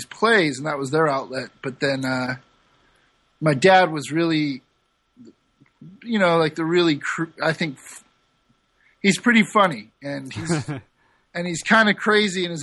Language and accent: English; St. Louis, Missouri, United States; accent: nasally; moved away as an adult; also born or lived in San Francisco / Sausalito / Napa; I grew up in St. Louis and then moved to San Francisco in 98